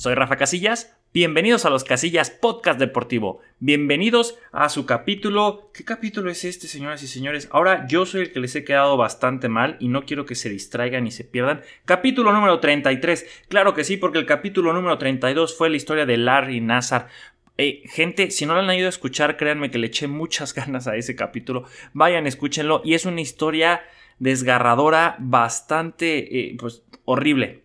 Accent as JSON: {"language": "Spanish", "country": "Mexico", "said": "como mexicano, como fan de Checo Pérez"}